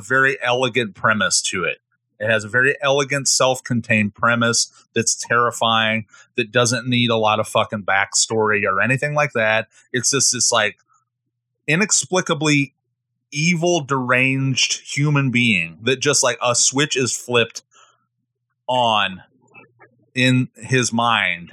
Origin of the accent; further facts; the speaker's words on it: Midwest, United States; I'm from the Midwest and I have such an important relationship with Midwestern autumns and falls